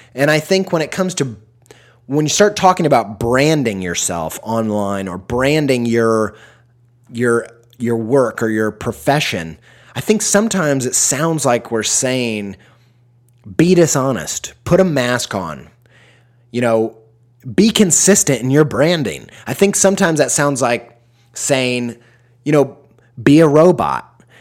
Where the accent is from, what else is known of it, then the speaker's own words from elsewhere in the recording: Midwest, United States; I'm from the Midwest